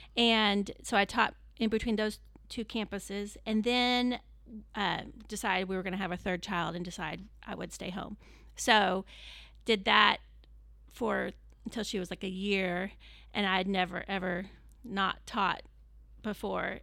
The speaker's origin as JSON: {"language": "English", "town": "Plano", "region": "Texas", "country": "United States", "tie": "born or raised there", "also_born_or_lived": "California", "said": "Then my dad got transferred to a job in Plano and so we moved to Plano when I was seven and then lived here in that, the area ever since"}